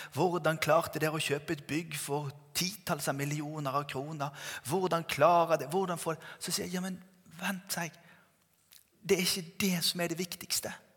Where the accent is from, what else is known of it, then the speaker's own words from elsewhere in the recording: Bergen, Vestland, Norway; Jeg vokste opp i Tabernaklet Bergen